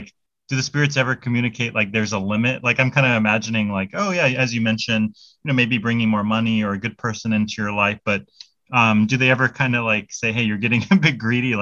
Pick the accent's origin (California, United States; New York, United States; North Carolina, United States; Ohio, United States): California, United States; moved away as an adult; now in Korea; I'm from California as well.